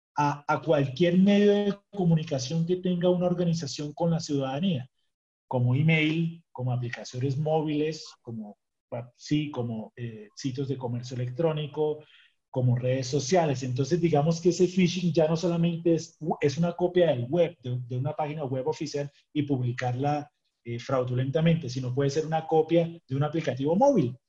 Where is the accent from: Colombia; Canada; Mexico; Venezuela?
Colombia; en mi país, en Colombia